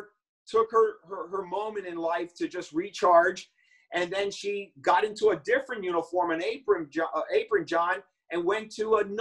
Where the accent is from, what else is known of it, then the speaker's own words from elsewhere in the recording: New York City, New York, United States; I was born in the Bronx in New York